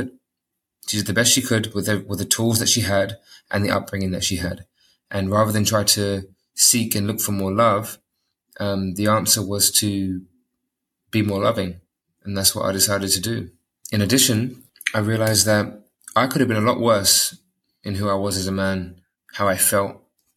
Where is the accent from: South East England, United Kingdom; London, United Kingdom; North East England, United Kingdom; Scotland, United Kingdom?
London, United Kingdom; moved away as an adult; now in Dubai, United Arab Emirates; I was brought up in London